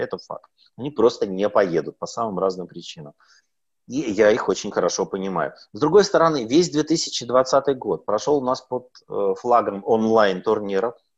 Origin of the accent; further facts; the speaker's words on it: Sakhalin Oblast, Russia; now in Moscow, Russia; на Сахалине это очень популярно у меня на родине